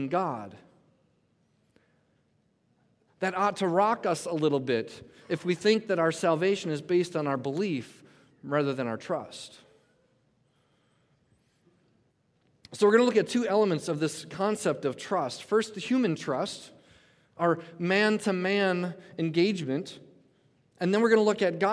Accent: Coon Rapids, Minnesota, United States; in Minnesota, I grew up in Coon Rapids.

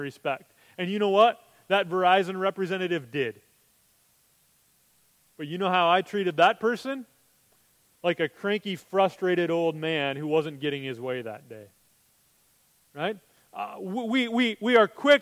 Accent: United States; as Americans

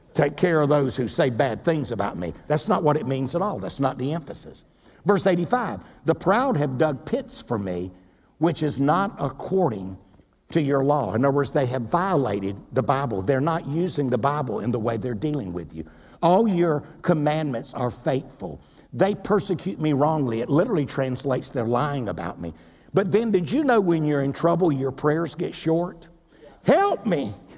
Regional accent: Wilmington, North Carolina, United States; moved away; Wilmington, North Carolina, my hometown

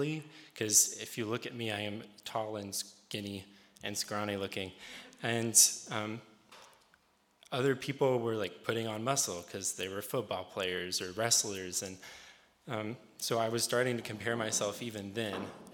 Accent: Rural Retreat, Virginia, United States; now in Harrisonburg, United States; I'm not originally from Harrisonburg. I'm from a small town in Southwest Virginia, right off of Exit 60 on Interstate 81 called Rural Retreat. I grew up in a Pentecostal holiness church

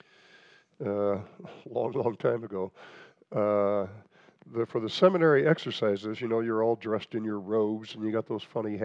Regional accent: Nebraska, United States; I grew up in Nebraska

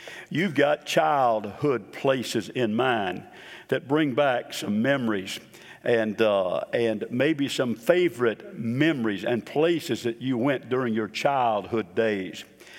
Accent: Boca Raton, Florida, United States; also born or lived in Chicago / Memphis / New Orleans; I was born in Chicago, moved down to Memphis for about 9 months, then down to New Orleans for about a couple years, and then down to Boca Raton, Florida.

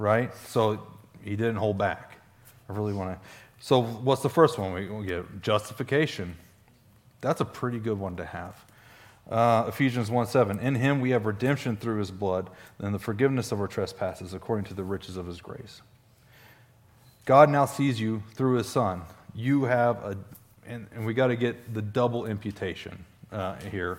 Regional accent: Stone County, Missouri, United States; I'm from Stone County, Missouri.

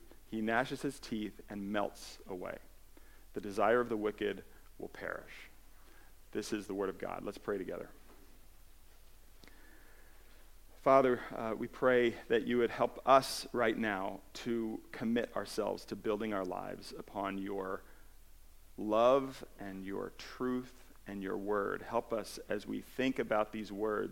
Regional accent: New Jersey, United States; also born or lived in California; I moved to New Jersey from California, I was 8 years old

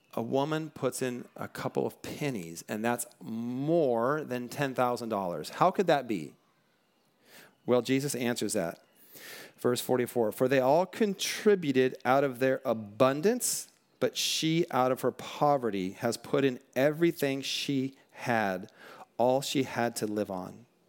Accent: Western Washington, United States; also born or lived in Bellflower, California; now in Southern California, United States; I grew up in Washington State, Western Washington, where it just, it rains, like, all the time

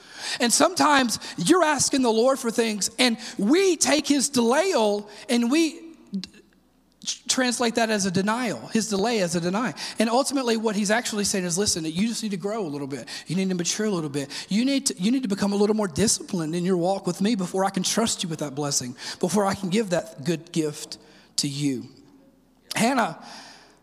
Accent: Sebastopol, Mississippi, United States; now in Oak Ridge, United States; I'm from Mississippi originally, and I grew up in a very small town

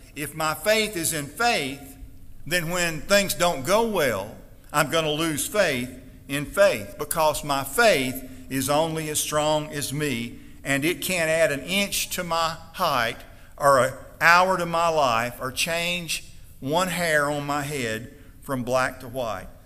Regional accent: Stonewall, Mississippi, United States; We had a sanforizer in my hometown. We had a cotton mill that took a bale of cotton. They delivered bales of cotton every day to our little town, Stonewall, Mississippi

